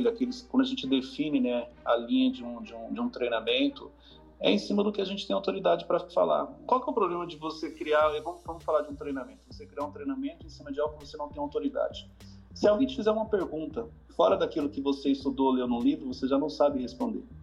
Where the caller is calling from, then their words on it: Mozambique; Eu falo de Moçambique.